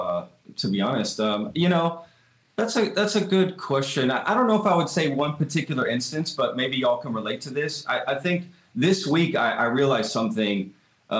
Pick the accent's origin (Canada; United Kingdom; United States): United States; Texas; I wasn't born here, but I'm a Texan. I mean, I moved here at, you know, 5 years old and, went to school, my whole school here